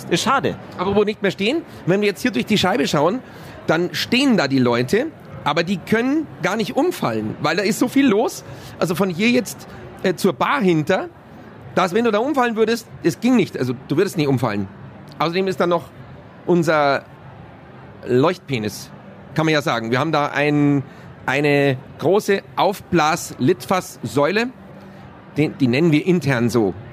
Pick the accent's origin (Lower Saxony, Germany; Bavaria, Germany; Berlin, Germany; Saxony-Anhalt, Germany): Bavaria, Germany